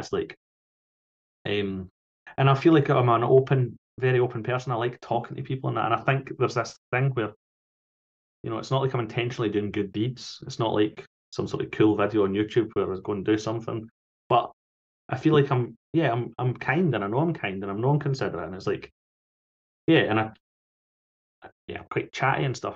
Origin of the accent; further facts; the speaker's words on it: Falkirk, Scotland, United Kingdom; I grew up in Falkirk